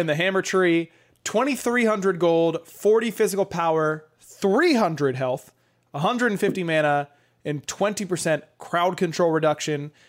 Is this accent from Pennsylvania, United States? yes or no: yes; Pittsburgh, Pennsylvania, United States; moved away; I'm driving back home, going to Pittsburgh